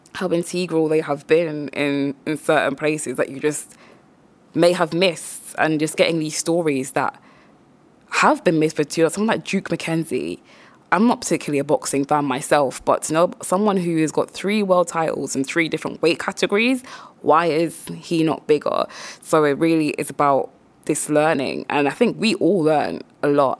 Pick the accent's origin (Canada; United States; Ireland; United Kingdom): United Kingdom; Croydon, London; also born or lived in Caribbean; I am from the Caribbean, but also I'm from Croydon